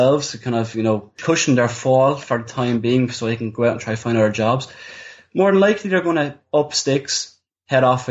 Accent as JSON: {"language": "English", "country": "Ireland", "said": "we're Irish, we're living in Ireland"}